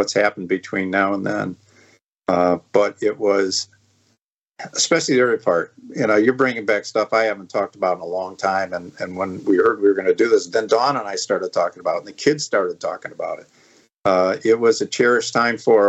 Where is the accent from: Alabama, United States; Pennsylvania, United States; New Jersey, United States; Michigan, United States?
Michigan, United States; moved away; also born or lived in Traverse City, Michigan; I'm from Michigan.